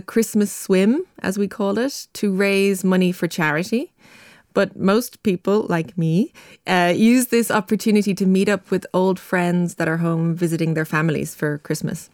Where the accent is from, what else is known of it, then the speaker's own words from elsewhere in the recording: Ireland; moved away; my home country, Ireland.